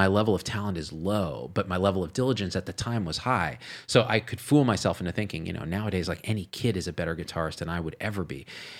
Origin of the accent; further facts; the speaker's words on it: New Jersey, United States; born there; accent: New Jersey; weird New Jersey accent because I was born in New Jersey, moved to the city.